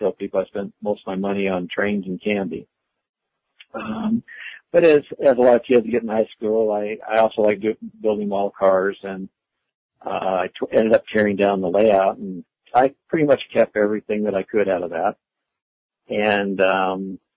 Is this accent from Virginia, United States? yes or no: no; Iowa, United States; moved away as an adult; also born or lived in Arkansas / Southern California; I grew up in Iowa in the late 40s, stayed in Iowa through the late 60s